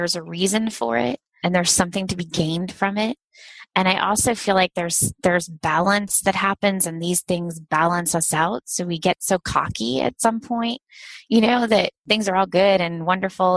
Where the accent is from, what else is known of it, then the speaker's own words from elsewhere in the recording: Ohio, United States; also born or lived in New York; I grew up in Ohio and went out to New York to pursue that and then came back